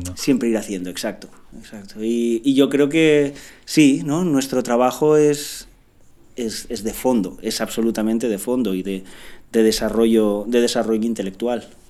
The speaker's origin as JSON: {"language": "Spanish", "town": "Picanya", "region": "Valencian Community", "country": "Spain", "said": "Picaña es un pueblo"}